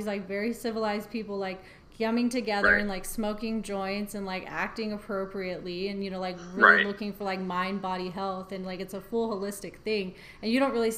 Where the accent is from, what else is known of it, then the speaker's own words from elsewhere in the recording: Pueblo, Colorado, United States; because I'm from Pueblo